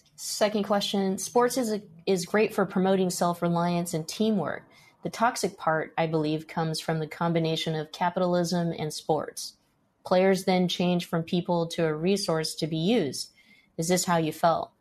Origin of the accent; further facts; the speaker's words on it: Stockton, California, United States; I grew up in Stockton, California